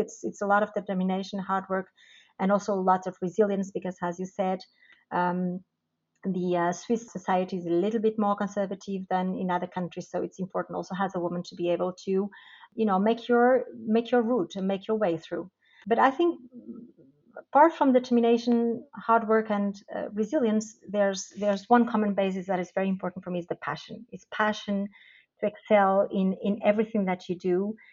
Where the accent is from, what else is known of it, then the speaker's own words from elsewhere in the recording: Portugal; moved away as an adult; now in Switzerland; originally I am from Portugal, where I actually did my studies